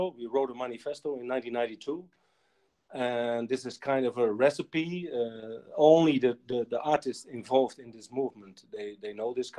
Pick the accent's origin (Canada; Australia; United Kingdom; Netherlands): Netherlands; I'm from Holland